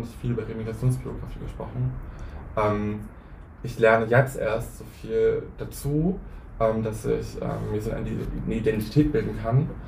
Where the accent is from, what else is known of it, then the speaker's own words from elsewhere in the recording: Hünsborn, North Rhine-Westphalia, Germany; moved away; das Gebäude, wo ich groß geworden bin